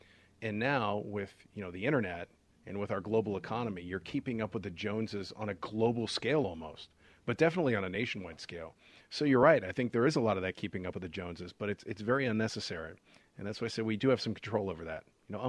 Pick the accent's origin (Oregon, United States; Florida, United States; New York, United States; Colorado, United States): Oregon, United States; Portland; moved away; also born or lived in Pittsburgh; when I was in 1988, I moved from Portland, Oregon to Pittsburgh, Pennsylvania.